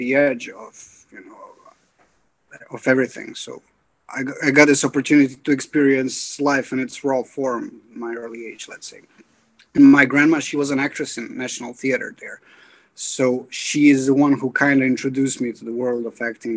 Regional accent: Bosnia & Herzegovina; now in Dublin, Ireland; I grew up in Bosnia and Herzegovina

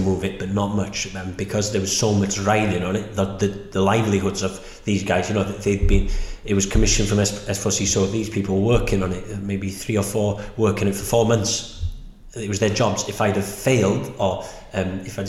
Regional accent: Snowdonia, Wales, United Kingdom; Growing up in Snowdonia

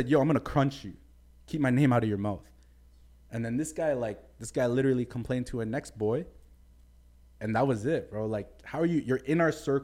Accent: Mississauga, Ontario, Canada; also born or lived in Scarborough, Toronto; I was just born there. Saga claim me, you know. We're Saga

